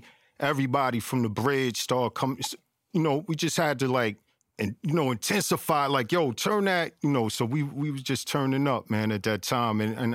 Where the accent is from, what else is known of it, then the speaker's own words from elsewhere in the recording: New York City, New York, United States; growing up in Flushing, man, I loved it because I didn't know nothing else.